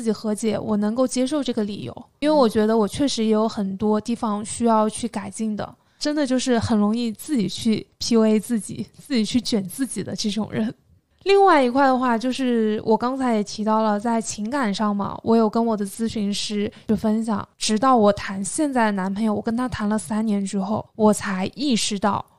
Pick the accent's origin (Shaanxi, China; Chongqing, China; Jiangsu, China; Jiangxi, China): Jiangxi, China; moved away; 我是江西人